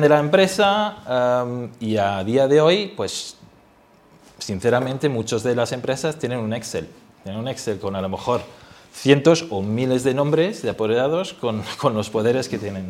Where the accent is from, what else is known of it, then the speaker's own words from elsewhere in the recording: Germany; now in Spain; siendo alemán